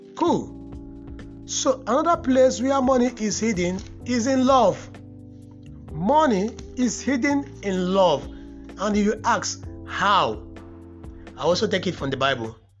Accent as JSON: {"language": "English", "country": "Nigeria", "said": "as a Nigerian"}